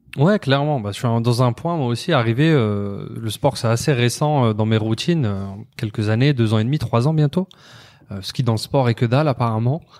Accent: France; je suis né en France, euh, hum. citoyen français

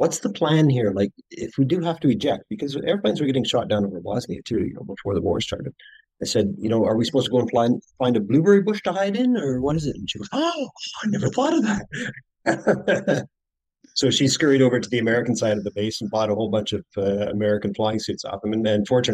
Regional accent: Canada; also born or lived in England; I was actually born in England. I came back to Canada when I was a baby. I was 1 year old. So I grew up as a Canadian in Canada

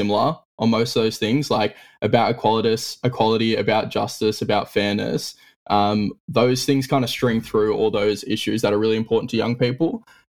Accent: Australia; as like Australian Republicans

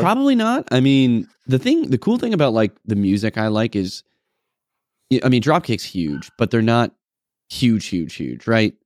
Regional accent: New England, United States; moved away; us growing up in New Englandish area

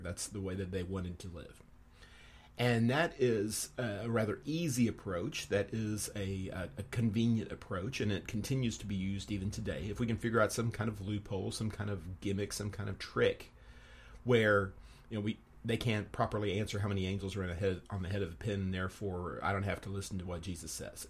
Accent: Texas, United States; moved away; my home state of Texas

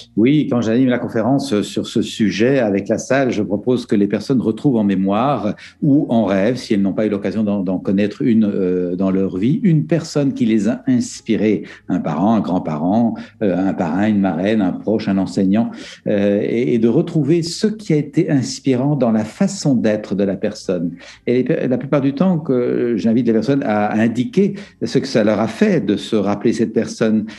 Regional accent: Belgium; En Belgique, euh, où je suis belge

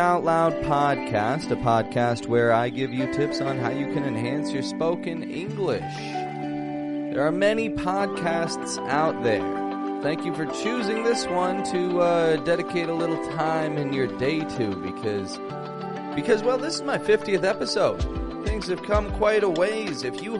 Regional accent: Toronto, Ontario, Canada; Now, first off, I start most episodes saying I'm from Toronto. I introduce myself to most of my students saying I'm from Toronto.

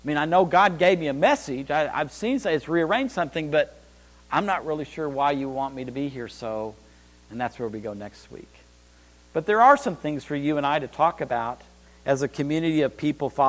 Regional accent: Amarillo, Texas, United States; I was raised in Amarillo, Texas. I'm a High Plains drifter

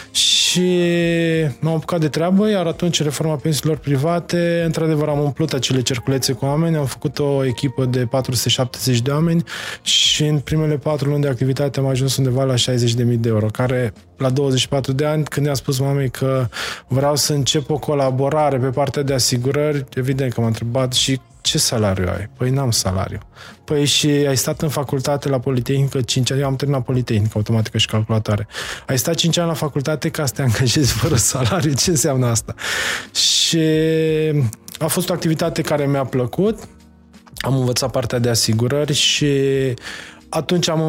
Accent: Mocira, Maramureș County, Romania; moved away as an adult; also born or lived in Baia Mare, Romania; now in Dubai, United Arab Emirates; am născut în Baia Mare, am crescut în Dar Mocira.

